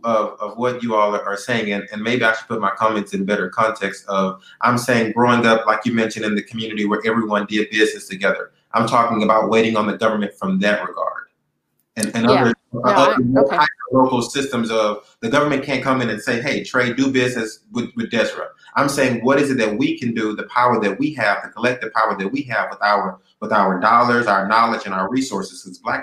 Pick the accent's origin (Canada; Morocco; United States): United States; Texas; I grew up in the Pleasantville community and it's made me who I am.